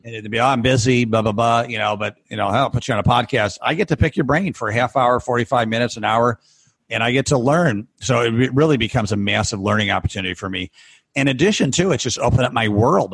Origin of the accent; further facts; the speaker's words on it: Rochester, New York, United States; my hometown